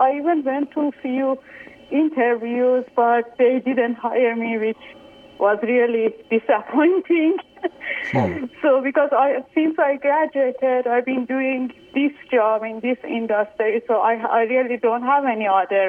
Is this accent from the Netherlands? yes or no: no; Iran; moved away as an adult; now in United States; I moved from Iran about 10 years ago. I went to a school in Philadelphia, so I studied public health.